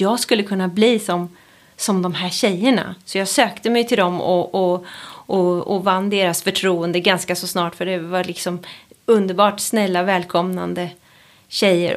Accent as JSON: {"language": "Swedish", "country": "Sweden", "tie": "born or raised there", "said": "jag är just uppvuxen i Sverige på, på 80-talet"}